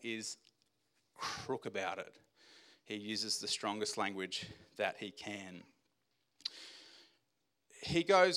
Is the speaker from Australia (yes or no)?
yes; Australia; as an Australian male